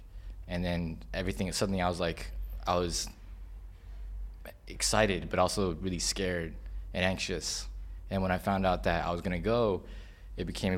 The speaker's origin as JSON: {"language": "English", "country": "Hong Kong", "tie": "born or raised there", "also_born_or_lived": "United States", "said": "I came to Hong Kong when I was 7 years old in 92"}